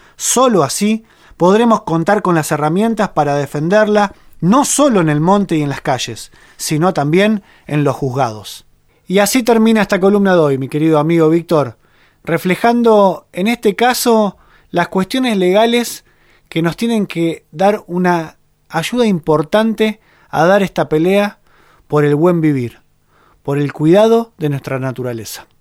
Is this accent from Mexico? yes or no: no; Argentina; en nuestro país existe un precedente. Aquí en Argentina